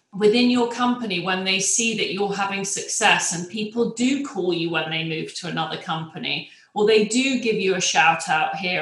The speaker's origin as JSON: {"language": "English", "region": "England", "country": "United Kingdom", "moved": "as an adult", "lives_now": "United States", "said": "I'm English"}